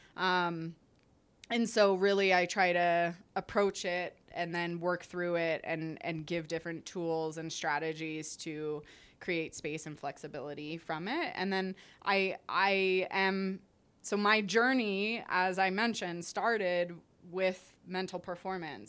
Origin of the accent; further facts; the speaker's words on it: Canada; I'm Canadian